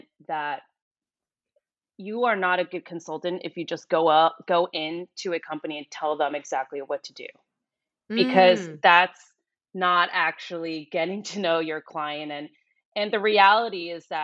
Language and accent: English; New York City, New York, United States; moved away as an adult; I am originally from New York and I stayed there most of my life up until 2015.